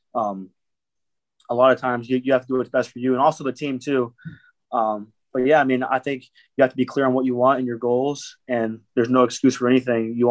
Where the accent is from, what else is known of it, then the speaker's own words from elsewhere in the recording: Erie, Pennsylvania, United States; I have a good support back home in Erie. I'm from Pennsylvania